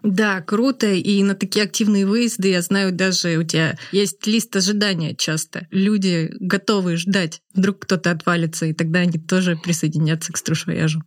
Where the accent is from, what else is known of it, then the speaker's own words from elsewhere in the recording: Moscow, Russia; мы, москвичи